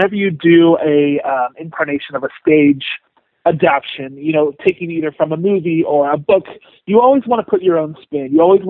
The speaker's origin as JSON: {"language": "English", "town": "San Diego", "region": "California", "country": "United States", "tie": "born or raised there", "also_born_or_lived": "New York", "moved": "as an adult", "said": "I grew up in San Diego, California"}